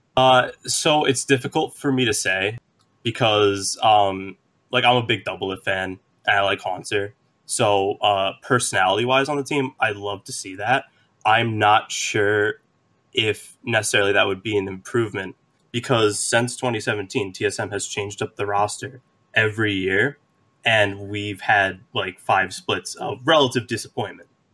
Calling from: Long Island, New York, United States; I'm calling from Long Island

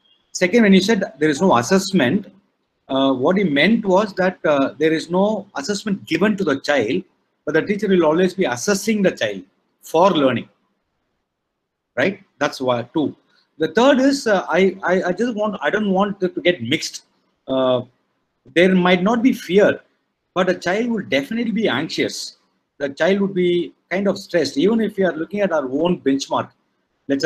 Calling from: Chennai, Tamil Nadu, India; I'm calling from Chennai.

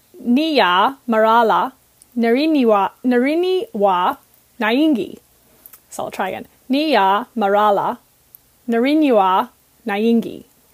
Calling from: New South Wales, Australia; I'm calling in from Goombangi land.

